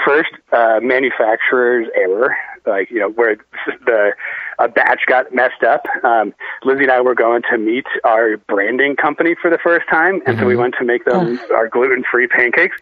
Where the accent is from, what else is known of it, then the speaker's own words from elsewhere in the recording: Maine, United States; moved away as an adult; now in Colorado, United States; I grew up in Maine, been there ever since, but now live in Colorado.